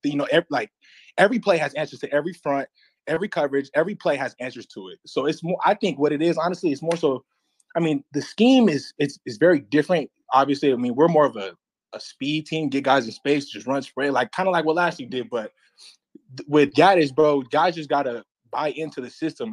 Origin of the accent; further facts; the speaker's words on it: Las Vegas, Nevada, United States; moved away as an adult; also born or lived in Miami; I'm from Vegas